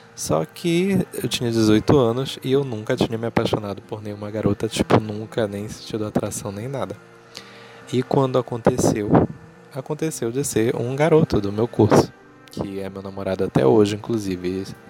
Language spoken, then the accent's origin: Portuguese; Belém, Pará, Brazil; eu tenho 25 anos, sou jornalista e sou de Belém